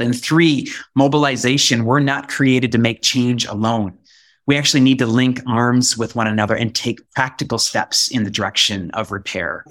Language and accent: English; Bend, Oregon, United States; also born or lived in Wisconsin; my hometown of Bend, Oregon